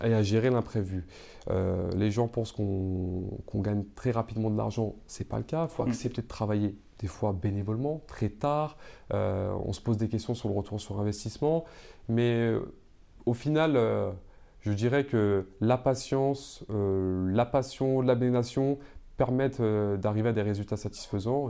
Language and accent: French; Seine-Saint-Denis, Île-de-France, France; j'ai grandi en Seine-Saint-Denis